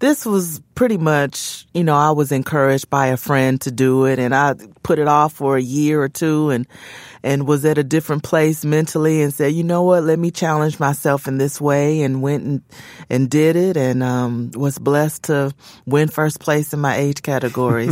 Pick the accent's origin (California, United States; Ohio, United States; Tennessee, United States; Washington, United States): Tennessee, United States; Memphis; there's a place in Memphis, which is my hometown